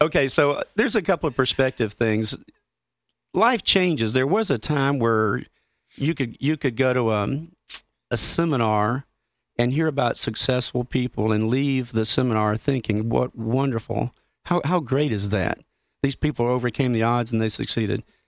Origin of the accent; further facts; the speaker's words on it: Grand Junction, Colorado, United States; my hometown of Grand Junction